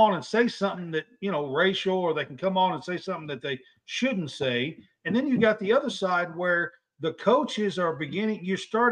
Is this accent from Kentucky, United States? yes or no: yes; Kentucky, United States; I'm from Kentucky.